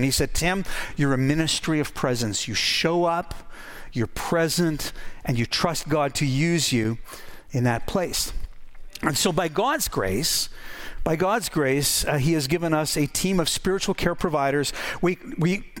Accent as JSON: {"language": "English", "region": "Northern Ontario", "country": "Canada", "tie": "born or raised there", "also_born_or_lived": "Saskatoon, Canada", "moved": "yes", "lives_now": "Victoria, Canada", "said": "I grew up in Northern Ontario"}